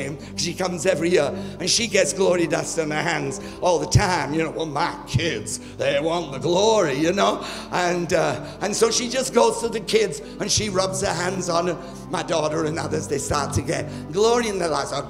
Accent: United Kingdom; moved away as an adult; also born or lived in New Zealand; now in India; I'm British actually from birth, but I travel on an Indian passport.

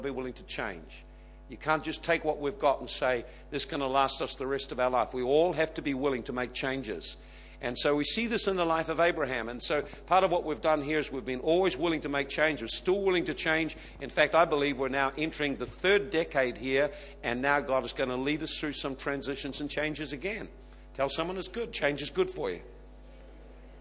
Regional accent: the Bay Area, California, United States; I was born in the Bay, have grown up in the Bay, had a season out of the Bay

